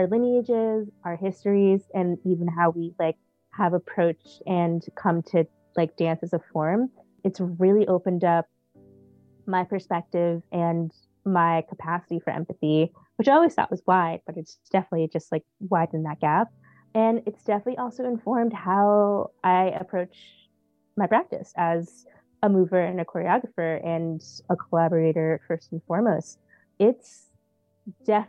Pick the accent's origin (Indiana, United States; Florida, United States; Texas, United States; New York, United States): New York, United States; New York City; I'm born and raised in Queens, New York.